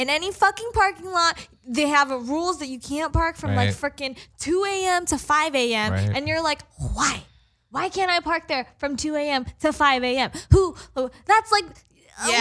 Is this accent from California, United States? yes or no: yes; Culver City, California, United States; I grew up in Culver City.